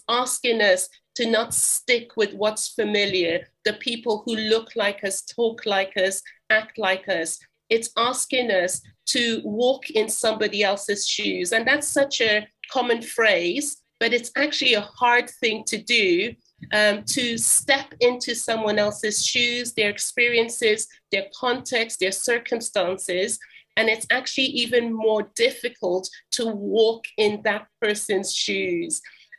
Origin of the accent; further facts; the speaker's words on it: Jerusalem District, Israel; now in Swindon, United Kingdom; I was raised in the Middle East, particularly in Israel. So I grew up as a third culture kid. I attended the international school, the Anglican school in Jerusalem.